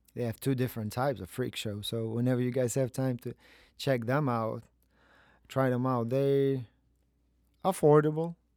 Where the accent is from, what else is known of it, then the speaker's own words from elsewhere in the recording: Kazakhstan; moved away as an adult; also born or lived in New York; I am from Kazakhstan. I was born there.